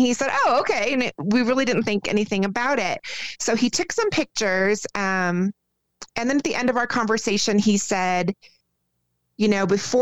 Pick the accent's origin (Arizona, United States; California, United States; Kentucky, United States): Arizona, United States; moved away as an adult; now in Colorado, United States; I was born and raised in Arizona and then just recently moved to Colorado within the last 2 years.